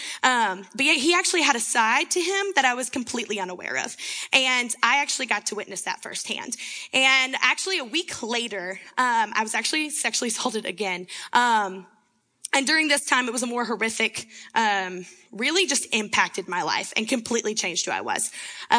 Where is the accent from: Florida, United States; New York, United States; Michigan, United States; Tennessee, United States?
Tennessee, United States; Winchester; moved away as an adult; now in Seattle, United States; I'm actually from Winchester, Tennessee